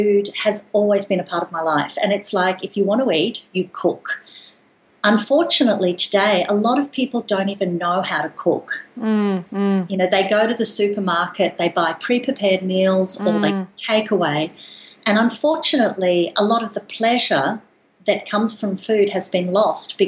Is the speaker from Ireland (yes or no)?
no; Darling Downs, Queensland, Australia; I grew up on the Darling Downs, which, if you're listening to this podcast, you don't know the area. It's an agricultural region of Australia